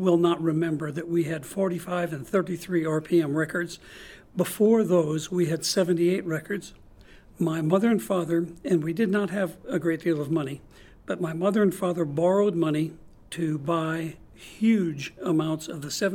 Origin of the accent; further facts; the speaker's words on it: St. Louis, Missouri, United States; moved away as an adult; also born or lived in Cape Girardeau, Missouri; now in Norman, United States; I was born and raised in St. Louis